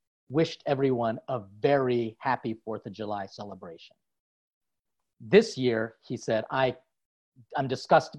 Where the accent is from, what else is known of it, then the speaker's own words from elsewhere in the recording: Philippines; now in United States; as a Filipino priest